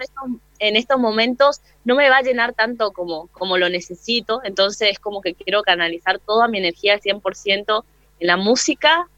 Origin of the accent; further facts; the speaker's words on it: Posadas, Misiones, Argentina; moved away as an adult; now in Buenos Aires, Argentina; soy de Posadas Misiones, de la Tierra Colorada, allá en el norte de Argentina.